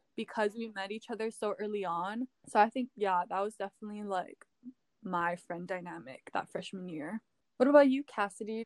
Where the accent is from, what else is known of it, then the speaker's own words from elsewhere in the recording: Hawaii, United States; moved away as an adult; being born and raised in Hawaii, it's a huge part of like who I am